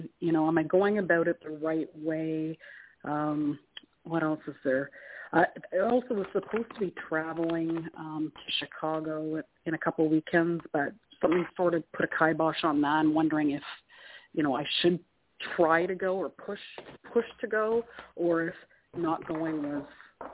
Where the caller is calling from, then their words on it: Canada; It's … from Canada.